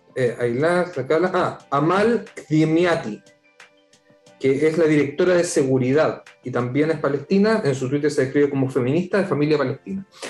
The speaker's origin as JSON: {"language": "Spanish", "town": "Viña del Mar", "region": "Valparaíso", "country": "Chile", "tie": "born or raised there", "also_born_or_lived": "Santiago", "said": "Yo nací en Santiago, dijémoslo claro, pero viví en Santiago hasta los siete años, así que no me puedo considerar santellino, pero me crié. Me crié en Viña"}